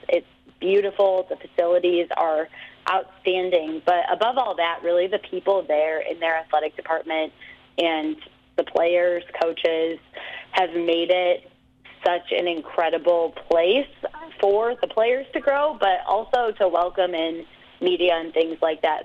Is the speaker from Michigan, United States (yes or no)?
yes; Bloomfield Hills, Michigan, United States; I grew up in Michigan in Bloomfield Hills, about 20 minutes outside Detroit. Was in Detroit area my whole life